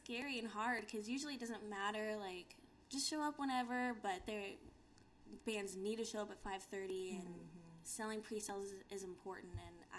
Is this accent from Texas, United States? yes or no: no; California, United States; also born or lived in Churchill, Tennessee / Arizona / Austin / Houston; I'm from California, then my mom moved here, and then I moved to Tennessee, then Arizona, then Austin, and now here.